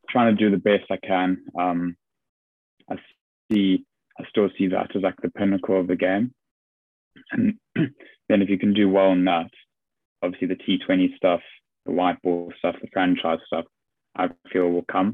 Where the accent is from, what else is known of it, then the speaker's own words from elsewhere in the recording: South Africa; now in England; just being South African.